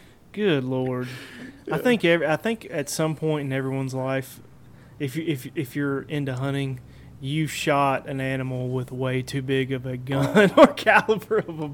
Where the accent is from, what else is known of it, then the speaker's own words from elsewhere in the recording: Tennessee, United States; I'm born and raised in Tennessee, man. I'm not really used to that kind of cold.